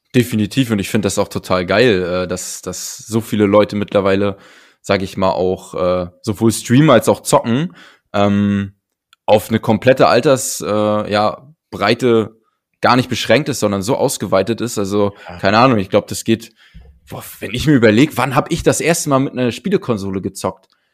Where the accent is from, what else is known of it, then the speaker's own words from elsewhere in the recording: Berlin, Germany; bei uns in Berlin. Also ich habe früher in Charlottenburg am, am, am Schloss direkt äh, gewohnt